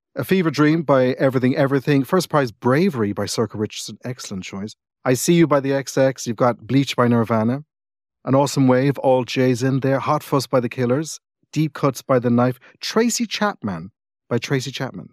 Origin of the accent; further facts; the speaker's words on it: Cork, Munster, Ireland; also born or lived in England; I grew up in Cork